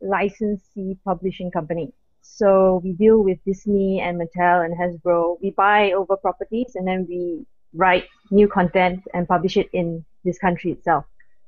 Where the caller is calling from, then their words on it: Malaysia; I'm from Malaysia. It's 7:14 a.m. right now.